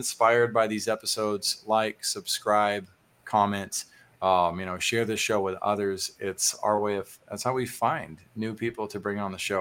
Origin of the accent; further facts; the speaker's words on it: Texas, United States; as a Texan